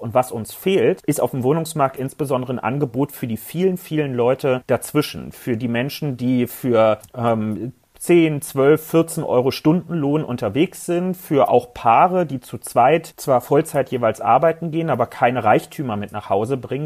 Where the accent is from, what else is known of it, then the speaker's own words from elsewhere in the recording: Berlin, Germany; Ich persönlich als Berliner wollte auch noch nie im Prenzlauer Berg leben, will das auch in Zukunft nicht. Nicht nur, weil das nicht mein Wahlkreis ist, sondern weil ich echt überzeugtes Stadtrandkind bin.